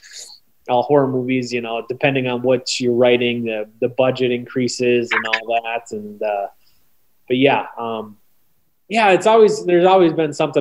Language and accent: English; Oconto Falls, Wisconsin, United States; I grew up in Oconto Falls, Wisconsin, which is about 30 miles from Green Bay.